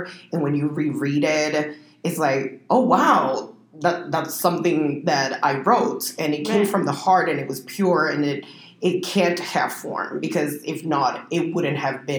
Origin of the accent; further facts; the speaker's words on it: Puerto Rico; I'm originally from Puerto Rico.